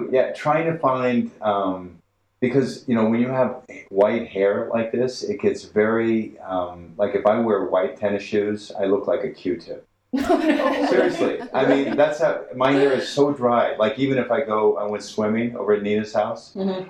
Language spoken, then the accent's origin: English; Los Angeles, California, United States; I was raised in Los Feliz.